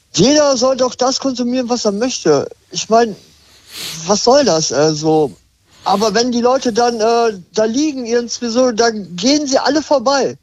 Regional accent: Hanover, Lower Saxony, Germany; ich komme aus Hannover

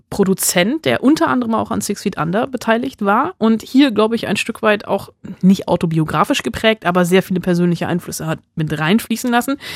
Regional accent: Bonn, North Rhine-Westphalia, Germany; born or raised there

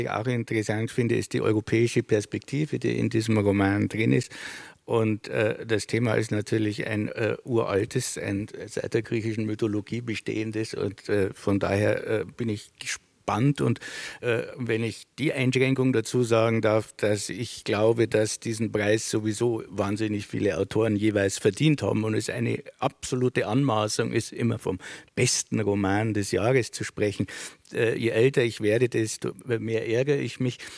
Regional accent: Sulzbach-Rosenberg, Bavaria, Germany; in meiner Heimatstadt Sulzbach-Rosenberg zu einer Lesung

